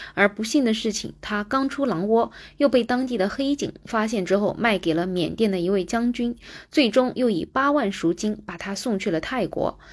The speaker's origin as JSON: {"language": "Chinese", "country": "China", "said": "我们中国人"}